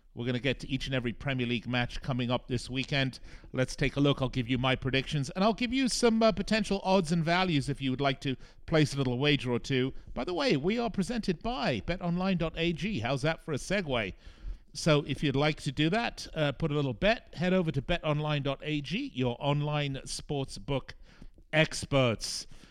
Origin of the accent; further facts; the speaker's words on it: Las Vegas, Nevada, United States; here in my hometown in Las Vegas